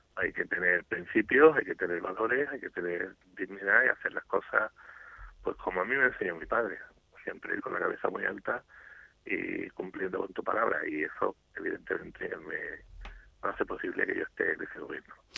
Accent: Andalusia, Spain; como andaluz

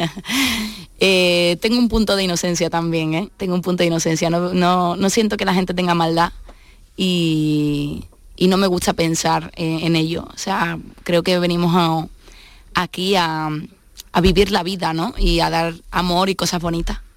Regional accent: Seville, Andalusia, Spain; also born or lived in Madrid / Málaga; yo me crié con mi madre. Entonces, mi padre era guitarrista y, bueno, y es cordobés, y como buen cordobés, pues se quedó allí. Y, yo soy la única de todos mis hermanos que, vive en Sevilla, que se quedó en Sevilla

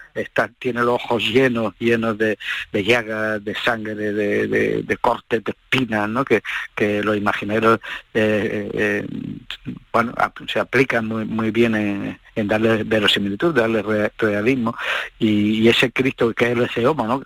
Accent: Andalusia, Spain; en mi pueblo, yo soy de Uber

